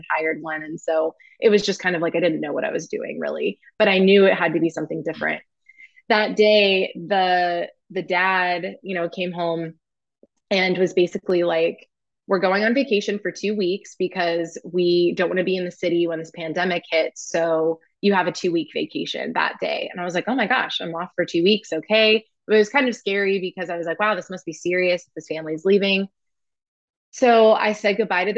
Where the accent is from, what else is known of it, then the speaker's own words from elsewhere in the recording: Indianapolis, Indiana, United States; moved away as an adult; also born or lived in New York City; I grew up in Indianapolis, Indiana, in this very small town